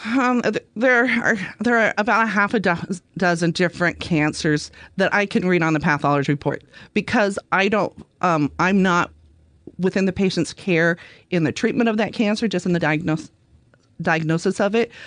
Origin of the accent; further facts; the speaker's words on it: Vancouver, Washington, United States; moved away as an adult; now in Oregon coast, United States; I grew up in the Vancouver, Washington area.